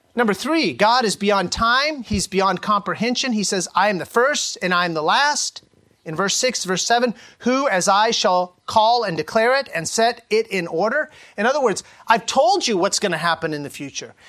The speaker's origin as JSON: {"language": "English", "area": "Sacramento Valley", "region": "California", "country": "United States", "tie": "born or raised there", "said": "I grew up in the Sacramento Valley in the early 80s"}